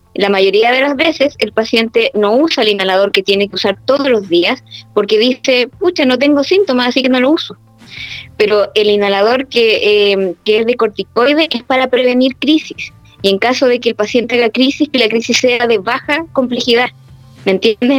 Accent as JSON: {"language": "Spanish", "town": "Puerto Montt", "region": "Los Lagos", "country": "Chile", "moved": "yes", "lives_now": "Santiago, Chile", "said": "yo soy de Puerto Montt"}